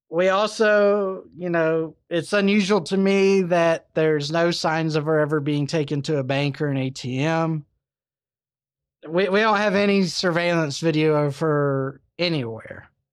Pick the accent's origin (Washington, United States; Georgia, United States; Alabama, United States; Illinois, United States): Alabama, United States; Good old Alabama, my home state